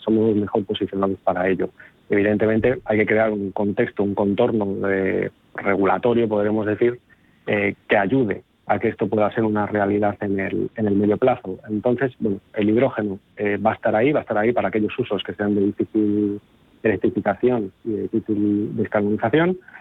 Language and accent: Spanish; León, Castile and León, Spain; provengo de cuenca minera. Soy de León.